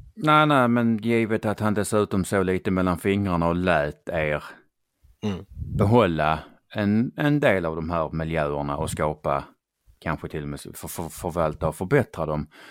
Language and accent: Swedish; Skåne, Sweden; jag kommer ju från Skåne som ja. hörs